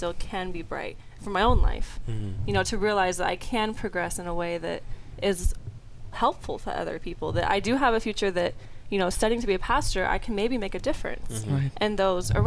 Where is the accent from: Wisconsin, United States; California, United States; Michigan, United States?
California, United States; Southern; moved away as an adult; also from Southern California, born and raised